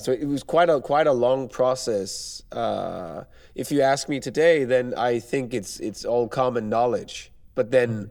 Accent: Denmark; moved away as an adult; now in Poland; I'm from Denmark right now. I work in Poland.

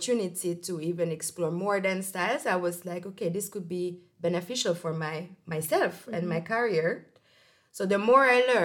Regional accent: Hungary; moved away as an adult; also born or lived in Portugal; now in Austria; I'm coming from Hungary

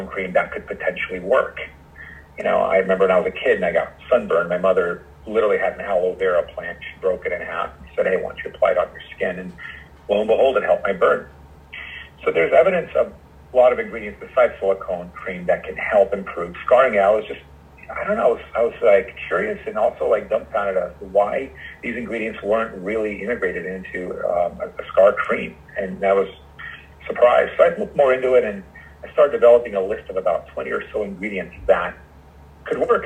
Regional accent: Los Angeles, California, United States; moved away as an adult; also born or lived in New York; I'm from Los Angeles, and I ended up going back home to start my own private practice

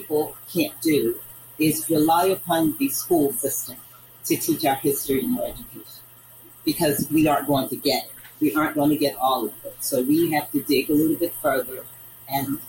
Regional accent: Arkansas, United States; accent: northern; also born or lived in northern US; growing up in the South

